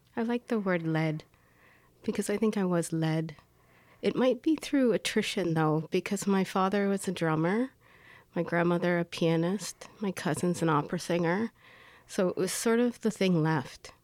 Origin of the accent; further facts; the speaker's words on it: Paris, Ontario, Canada; also born or lived in Toronto, Canada; now in Kingston, Canada; Paris, Ontario. I was born in Toronto, but because I had a single mom, we moved progressively to smaller towns